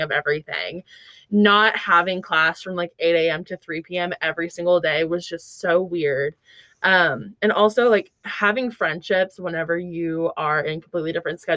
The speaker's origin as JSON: {"language": "English", "town": "Bartlesville", "region": "Oklahoma", "country": "United States", "moved": "as an adult", "lives_now": "Fayetteville, United States", "said": "I'm from Bartlesville, Oklahoma"}